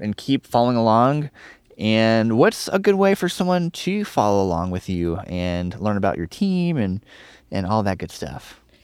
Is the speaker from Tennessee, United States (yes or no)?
yes; Nashville, Tennessee, United States; I'm from Tennessee. I'm from Nashville.